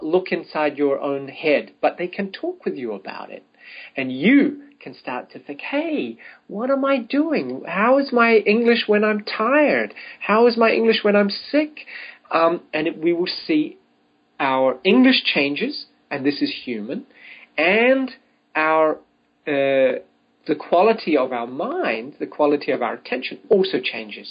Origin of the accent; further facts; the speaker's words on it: New Zealand; I'm from New Zealand